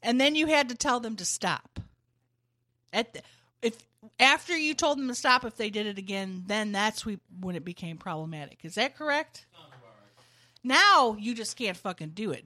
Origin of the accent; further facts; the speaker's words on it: United States; I'm just an American.